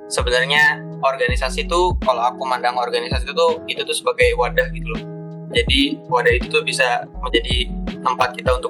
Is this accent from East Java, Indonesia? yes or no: no; Cirebon, West Java, Indonesia; halo kenalin … aku dari psikologi UNY angkatan 2018 Nah, asalku itu dari Cirebon.